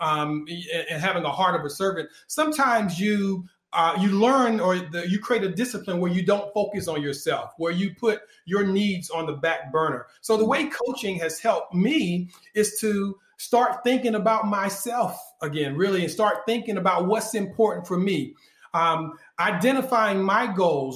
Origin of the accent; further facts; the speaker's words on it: North Carolina, United States; I was born in North Carolina